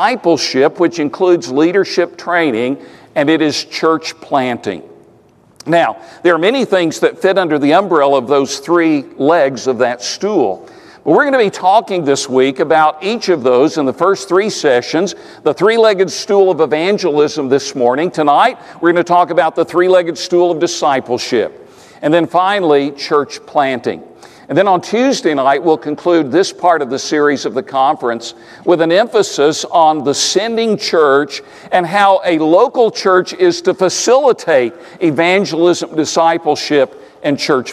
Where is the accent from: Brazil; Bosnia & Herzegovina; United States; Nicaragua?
United States; East Tennessee; I grew up in East Tennessee